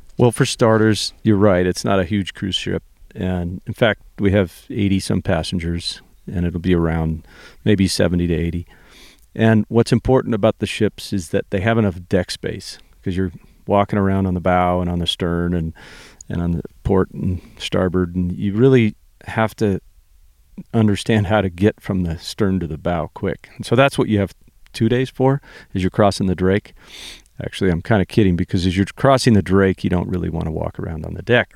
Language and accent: English; Santa Barbara, California, United States; I'm from Santa Barbara, California, was born and raised there